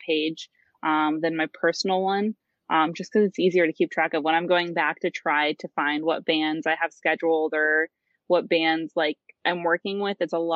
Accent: Corry, Pennsylvania, United States; moved away as an adult; now in Pittsburgh, United States; I moved from Corey, Pennsylvania. If anyone knows where that is, I just say Erie, or I should say Edinburgh, because people know where that is. And I'm from a small country town.

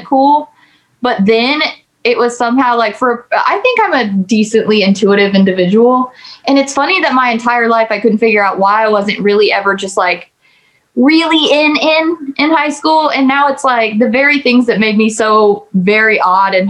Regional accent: Ohio, United States; now in Nashville, United States; my mom like lives back at the farm I grew up on in Ohio

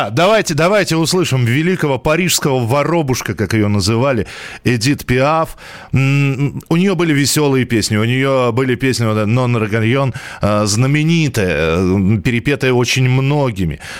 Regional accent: Armenia; Э, я армянин, но голос … один из лучших.

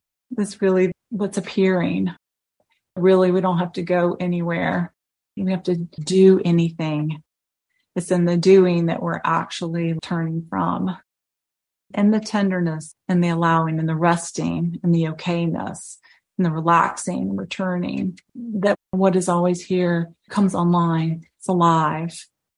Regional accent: the South, United States; But I'm from the South.

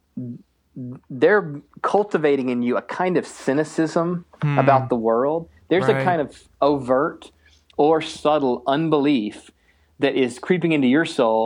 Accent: the East, East Coast, United States; now in Minneapolis, United States; I grew up in the East

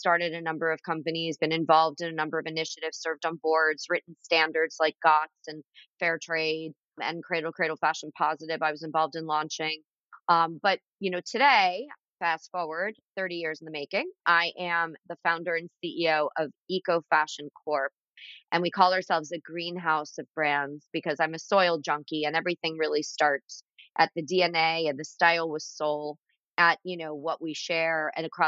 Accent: Florida, United States; also born or lived in Philadelphia, Pennsylvania; now in Pennsylvania, United States; I grew up in Florida

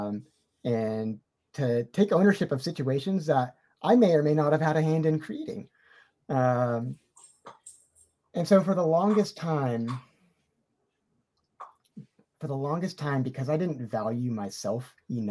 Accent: California, United States; as a Californian

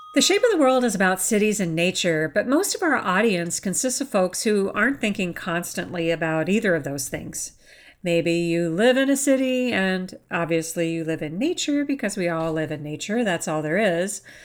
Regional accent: Chicago, Illinois, United States; my hometown of Chicago

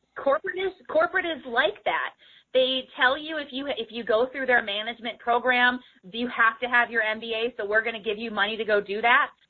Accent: Florida, United States; I'm from Florida, so here in Florida it's Publix

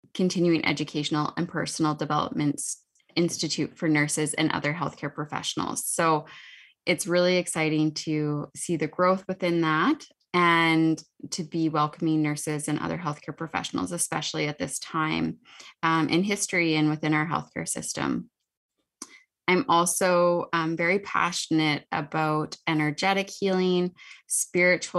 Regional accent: Saskatoon, Saskatchewan, Canada; I am from Saskatoon, Saskatchewan. So I live not too far away from Meg

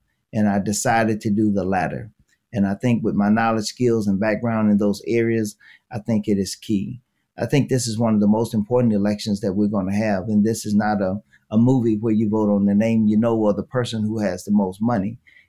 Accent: Mississippi, United States; now in Milwaukee, United States; I came here from Mississippi and I was in Milwaukee Public Schools as a teacher.

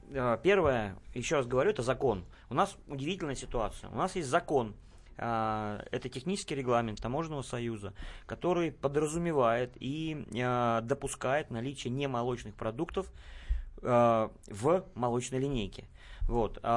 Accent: Belarus; они страдают точно так же, как и мы, белорусы.

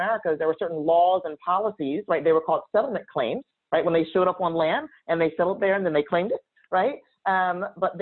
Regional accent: New Jersey, United States; in my home state of New Jersey

